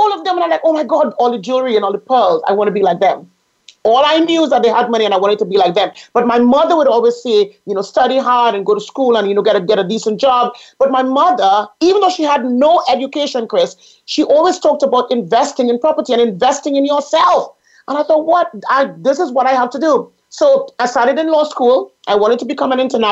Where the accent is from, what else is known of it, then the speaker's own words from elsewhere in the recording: Trinidad & Tobago; I grew up in the Caribbean. I grew up in the beautiful island of Trinidad and Tobago